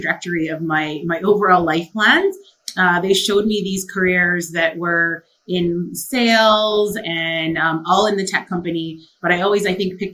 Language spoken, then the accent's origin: English; Canada; My mom actually came from the Philippines. I was born in Canada